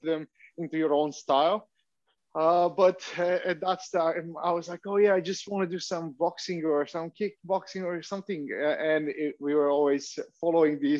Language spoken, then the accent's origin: English; Vratsa, Vratsa Province, Bulgaria; I joined a kickboxing club in my hometown in Bulgaria. I'm from Vratsa in Bulgaria